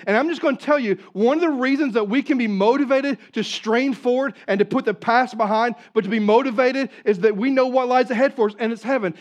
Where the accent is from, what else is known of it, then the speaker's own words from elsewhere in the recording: Southeast Missouri, United States; I'm from Southeast Missouri